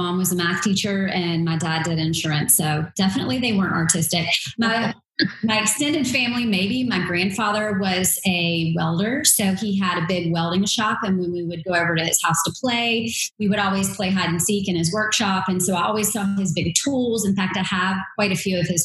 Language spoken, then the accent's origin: English; Durham, North Carolina, United States; From North Carolina, born and bred. I grew up in Durham